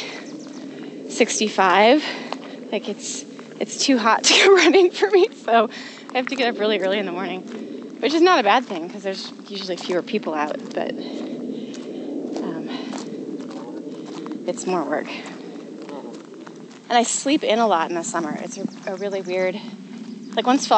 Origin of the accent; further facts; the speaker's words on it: the Northwest, Pacific Northwest, United States; I grew up in the Northwest